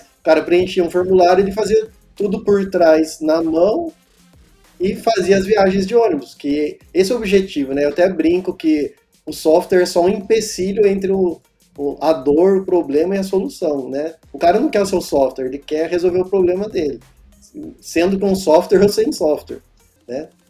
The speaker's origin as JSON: {"language": "Portuguese", "town": "Pindamonhangaba", "region": "São Paulo", "country": "Brazil", "said": "voltei para cá, para o interior, né? Que eu sou de Pindamonhangaba."}